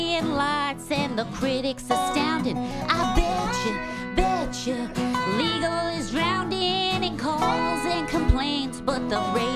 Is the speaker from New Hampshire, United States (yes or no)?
no; Pennsylvania, United States; I grew up in Pennsylvania